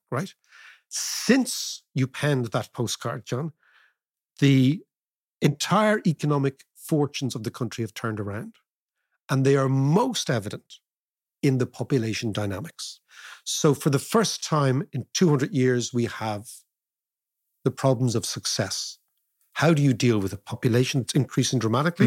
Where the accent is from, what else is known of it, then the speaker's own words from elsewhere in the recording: Ireland; we can talk as Irish people